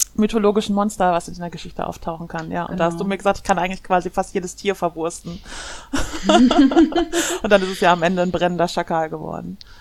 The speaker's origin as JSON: {"language": "German", "country": "Germany", "also_born_or_lived": "Ruhr area", "said": "Ich komme aus Deutschland. Ich lebe im Ruhrgebiet"}